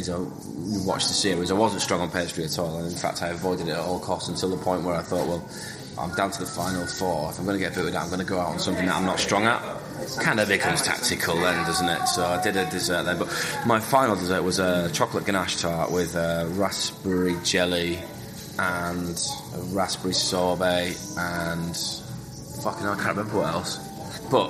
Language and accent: English; Leeds, Yorkshire and the Humber, United Kingdom; I grew up on Sunday roasts in the arsehole of Leeds with my grandparents and my parents